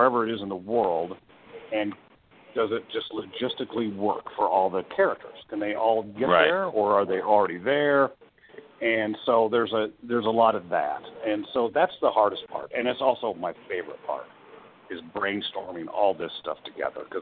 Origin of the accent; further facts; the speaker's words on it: Midwest, United States; I grew up in the Midwest, and the tornadoes were just a part of life.